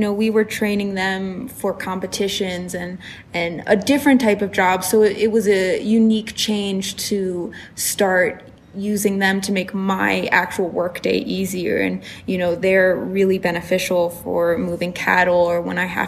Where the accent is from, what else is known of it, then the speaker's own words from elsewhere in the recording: Maryland, United States; moved away; I grew up in Maryland, which is very much old school English